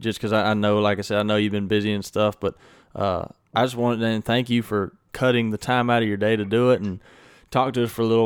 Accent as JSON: {"language": "English", "region": "Mississippi", "country": "United States", "tie": "born or raised there", "said": "I was born and raised in Mississippi"}